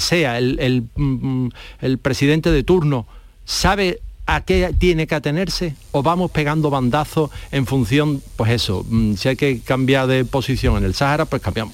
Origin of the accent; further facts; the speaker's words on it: Spain; nos duele a nosotros, que somos mm, los españoles